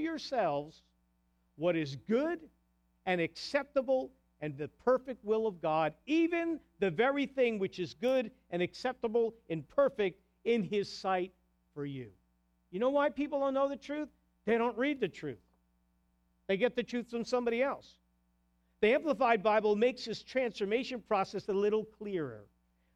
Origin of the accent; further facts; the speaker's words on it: New Jersey, United States; moved away; also born or lived in New York; I'm from New Jersey